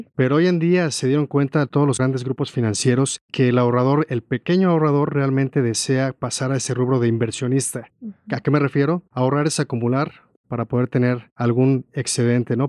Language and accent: Spanish; Mexico